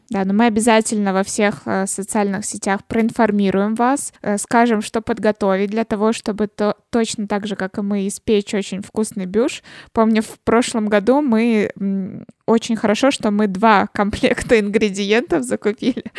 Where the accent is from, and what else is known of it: Russia